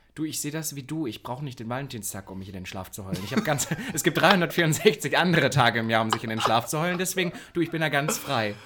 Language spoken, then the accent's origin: German; Halle, Saxony-Anhalt, Germany; moved away; in meiner Heimat